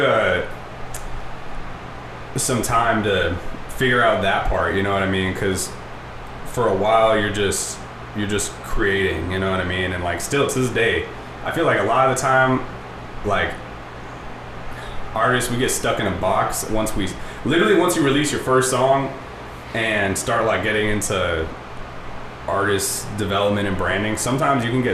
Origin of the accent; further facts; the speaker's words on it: Orange, California, United States; now in Santa Ana, United States; my address has always been Santa Ana, and I grew up in Orange